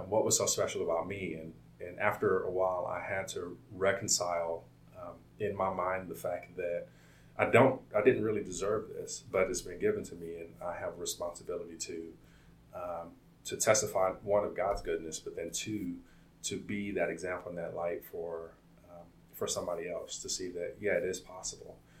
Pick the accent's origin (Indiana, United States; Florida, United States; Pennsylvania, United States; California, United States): California, United States; Compton; also born or lived in Omaha, Nebraska; my story begins in uh, Compton. I was born in Omaha, Nebraska, and, and, um, but my story really starts in Compton uh, in '88